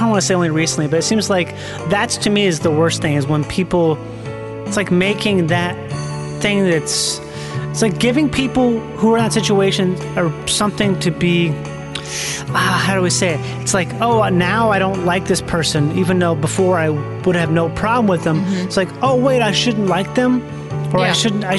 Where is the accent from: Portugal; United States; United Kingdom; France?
United States; Minnesota